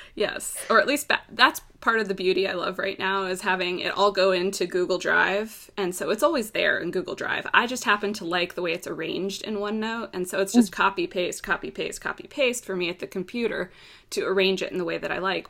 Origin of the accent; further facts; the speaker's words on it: Florida, United States; I'm from Florida